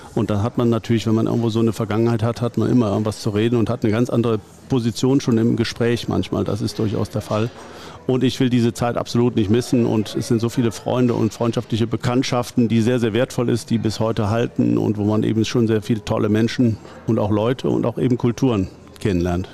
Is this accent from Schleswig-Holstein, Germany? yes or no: no; Gummersbach, North Rhine-Westphalia, Germany; ich komme aus dem Gummersbacher Umfeld, bin nach wie vor hier auch wohl gebürtig wie hier wohnen geblieben